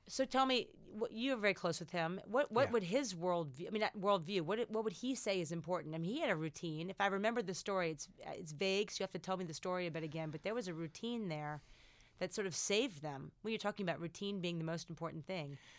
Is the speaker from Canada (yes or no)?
no; United States; being fiercely American